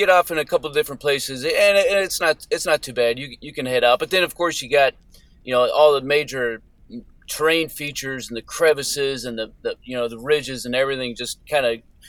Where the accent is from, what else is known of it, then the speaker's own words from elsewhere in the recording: New Mexico, United States; So I'm originally from the Southwest in New Mexico area. Kind of stomping ground was the Gila Wilderness area.